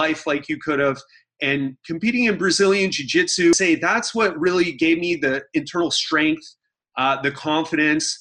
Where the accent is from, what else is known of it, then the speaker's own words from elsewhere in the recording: United States; now in Miami Beach, United States; I have a Scottish background, even though, you know, I'm American